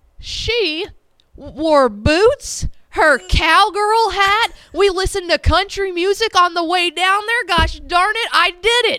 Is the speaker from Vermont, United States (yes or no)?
no; Llano, Texas, United States; So I grew up in Llano, Texas.